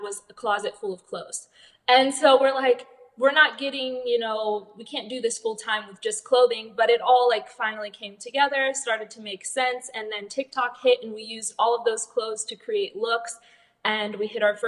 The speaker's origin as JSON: {"language": "English", "region": "Ohio", "country": "United States", "moved": "as an adult", "lives_now": "Las Vegas, United States", "said": "we're from Ohio, but I was a nurse there"}